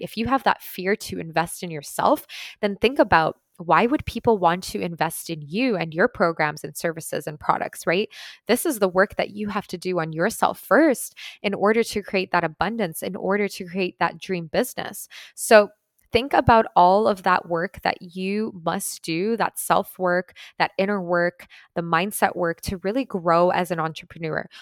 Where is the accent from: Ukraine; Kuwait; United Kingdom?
Ukraine; moved away; I'm actually from Ukraine originally, so my family is there right now